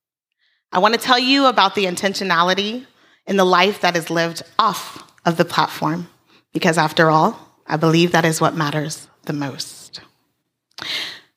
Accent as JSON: {"language": "English", "region": "Hawaii", "country": "United States", "moved": "yes", "said": "we're Hawaiian"}